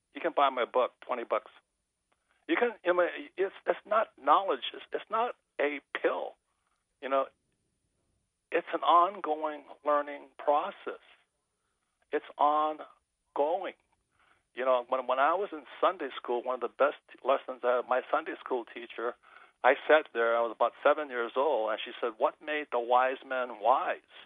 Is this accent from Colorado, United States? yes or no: no; Hawaii, United States; I'm growing up in Hawaii, fourth generation Japanese American